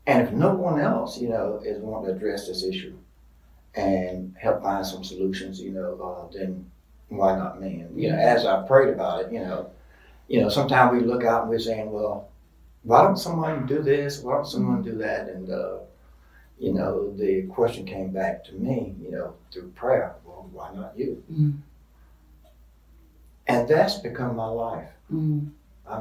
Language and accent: English; Duplin County, North Carolina, United States; I was born and raised here in Duplin County